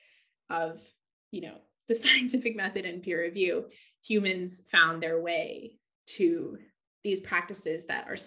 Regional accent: California, United States; moved away as an adult; also born or lived in Santa Cruz, California / London, England; now in Margate, United Kingdom; I grew up in California by the ocean, and I went to university in Santa Cruz by the ocean

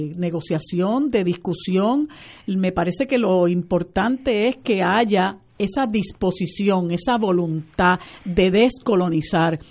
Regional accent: Puerto Rico; nosotros nos hemos mantenido como puertorriqueños

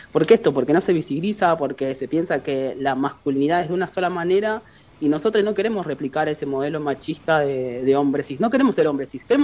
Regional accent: Córdoba, Argentina; yo soy de Córdoba

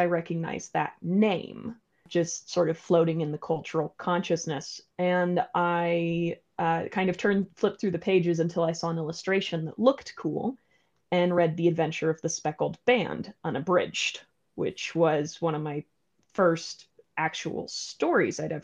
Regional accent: Colorado, United States; now in London, United Kingdom; as an American with basic river geography, I'm mostly from Colorado

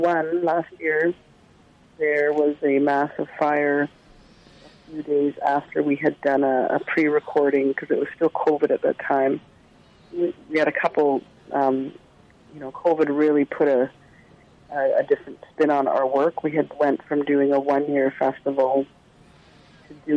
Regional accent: Secwepemc Nation, British Columbia, Canada; the nation that I'm from the Tsleil-Waututh Nation, and Tecumloops is a part of that nation

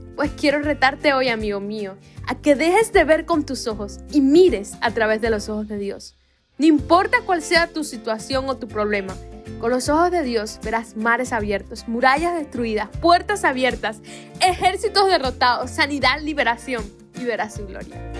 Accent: Cuba; Aquí en mi país, Cuba, le decimos espejuelos

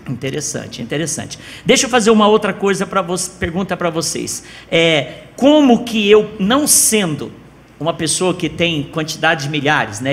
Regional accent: São Paulo, Brazil; now in Goiânia, Brazil; Eu também sou de São Paulo, viu, Josi? Estou aqui há 19 anos

